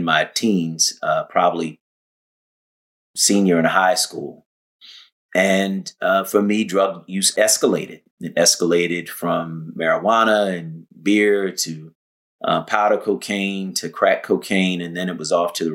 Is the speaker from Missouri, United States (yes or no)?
no; Philadelphia, Pennsylvania, United States; I grew up in Philadelphia, West Oak Lane, until my parents got divorced, and in North Philly